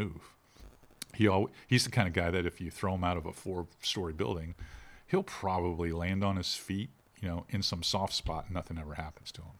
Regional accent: Pinellas County, Florida, United States; moved away; when I grew up in Pinellas County, we wore Wranglers and Lee jeans

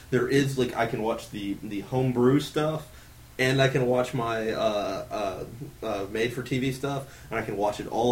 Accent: Alabama, United States; I was born in Alabama

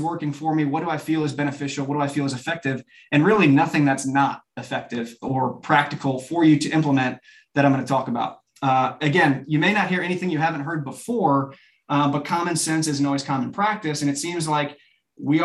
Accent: Chicago suburbs, Illinois, United States; moved away as an adult; also born or lived in Birmingham, Alabama; now in Nashville, United States; a sixth grade football player growing up in the Chicago suburbs

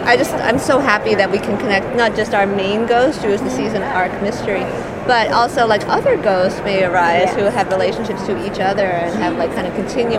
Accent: Maine, United States; But it also happens to be, you know, set in Maine, and I grew up in Maine, so it's like deeply satisfying to have something that puts Maine in a good light

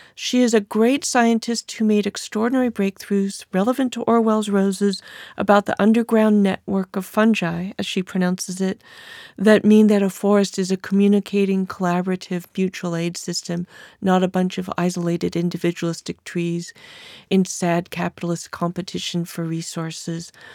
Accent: California, United States; accent: California; my female California voice

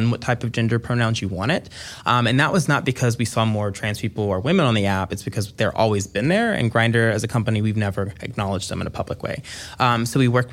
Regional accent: the South, United States; as a black person, I saw that a lot growing up in the South

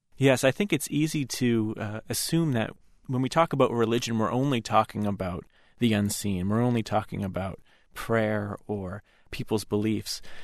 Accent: United States; an American Catholic, growing up far from where the vast majority of relics are

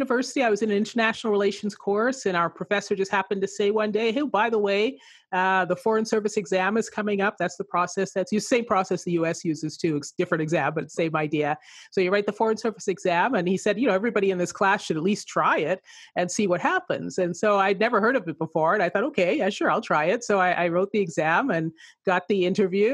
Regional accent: Manitoba, Canada; also born or lived in England; I grew up in England, I was born in England, I grew up in Canada, and so I grew up in Manitoba

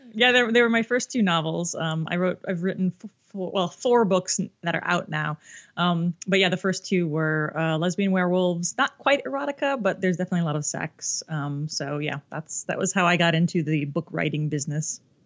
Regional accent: Ohio, United States; a little baby dyke growing up in Ohio.

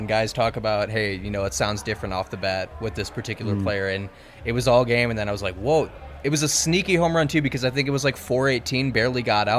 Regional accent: Colorado, United States; born there; also born or lived in Indiana; No, it's always been the Rockies because I was born here.

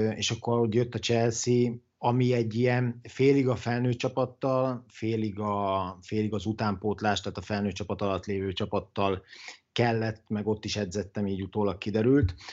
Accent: Dabas, Pest, Hungary; also born or lived in Italy; én ugye vidéki vagyok, dabasi vagyok, és ilyenkor dabason töltöm

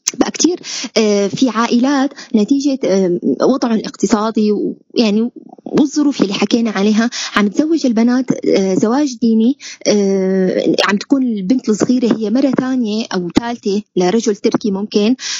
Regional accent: Syria; نحن كسوريين

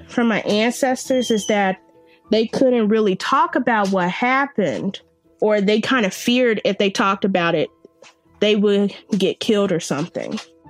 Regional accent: Kansas City, Missouri, United States; I am 20 years old and I live in Kansas City. I am from Kansas City, but most of my family is from Oklahoma on my father's side.

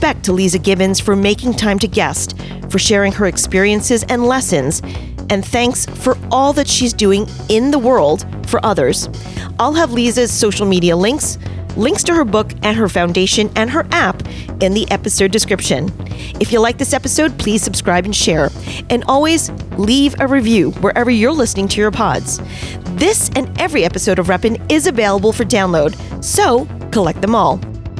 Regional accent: New York, United States; being a New Yorker.

